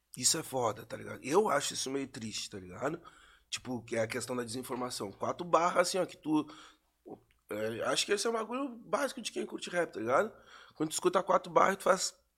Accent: Pelotas, Rio Grande do Sul, Brazil; lá de onde eu sou, que é Pelotas

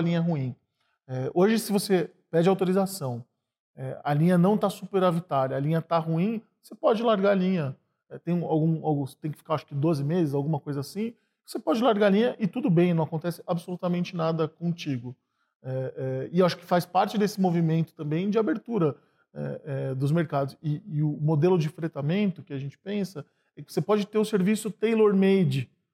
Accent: Sorocaba, São Paulo, Brazil; moved away as an adult; now in São Paulo, Brazil; eu vim do interior de São Paulo para estudar aqui em São Paulo, vim de Sorocaba

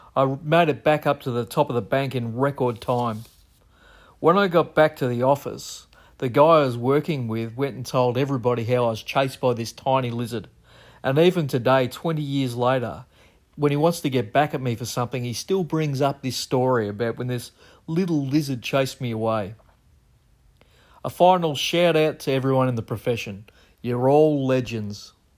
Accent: Melbourne, Victoria, Australia; I'm a surveyor from Melbourne, Australia.

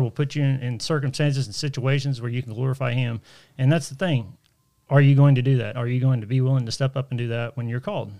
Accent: Tulsa, Oklahoma, United States; I'm from Tulsa

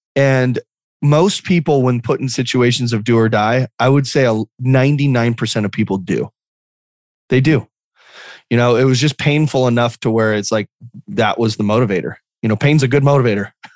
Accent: Lake Havasu City, Arizona, United States; also born or lived in Phoenix, Arizona; I moved to a small town when I was three um, called Lake Havasu City, Arizona. And so Lake Havasu City is this small little town of 50. Well, now it's got about 55,000 people uh, right on the Colorado River. Um, but the Colorado River kind of gets wide and it, it, looks like a lake. And so, um, just this this small town that I grew up

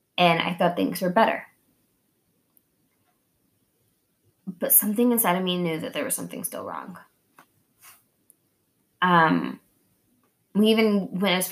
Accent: Oklahoma, United States; moved away; also born or lived in Kansas; I'm from Oklahoma and it's, like, meth capital

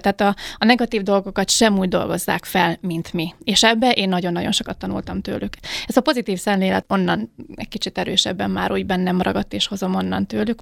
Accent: Hungary; moved away as an adult; also born or lived in Mexico City, Mexico; magyar vagyok

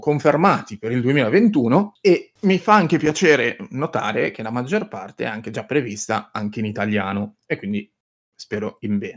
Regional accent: Piacenza, Emilia-Romagna, Italy; io sono di Piacenza

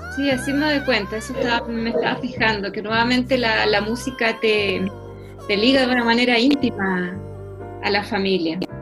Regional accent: Chile; volvemos a, Chile, volvemos a, nuestras raíces

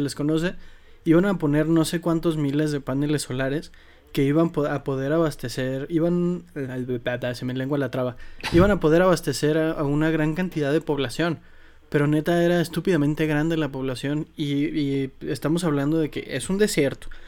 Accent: Mexico; como mexicano

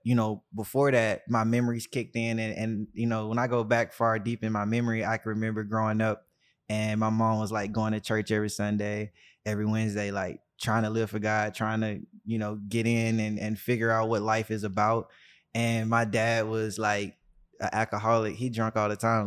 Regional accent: Birmingham, Alabama, United States; I grew up in Birmingham, Alabama, uh, the deep south

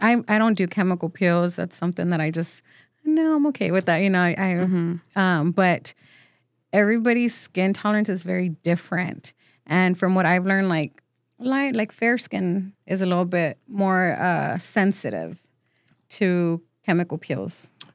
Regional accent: San Antonio, Texas, United States; first language Spanish; English is a second language; also born or lived in Mexico; born and raised

